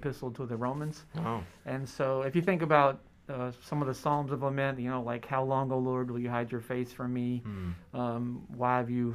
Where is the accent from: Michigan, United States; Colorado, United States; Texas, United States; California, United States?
Texas, United States; Lubbock; now in South Carolina, United States; I'm actually originally from Texas, Lubbock, Texas. That's in far west Texas. It's not a place that you have to really want to go to, and you might have to go there. I grew up there